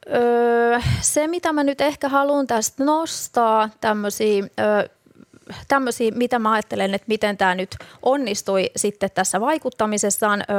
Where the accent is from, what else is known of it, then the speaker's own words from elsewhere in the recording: Rauma, Satakunta, Finland; kotikaupunkini niin Rauma